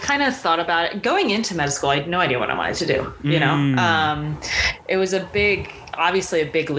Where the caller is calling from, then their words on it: Milwaukee, Wisconsin, United States; I'm calling you from Milwaukee, actually.